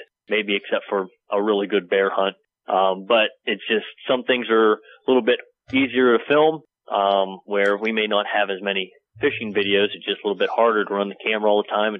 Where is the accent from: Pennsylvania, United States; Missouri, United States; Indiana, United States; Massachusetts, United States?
Pennsylvania, United States; New Bethlehem; I grew up in PA, right here. This is my hometown.